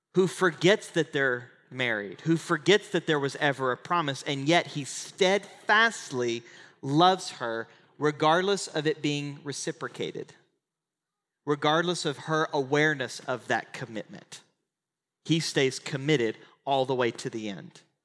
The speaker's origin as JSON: {"language": "English", "region": "Oklahoma", "country": "United States", "tie": "born or raised there", "moved": "as an adult", "lives_now": "Texas, United States", "said": "I grew up in Oklahoma and I live in Texas."}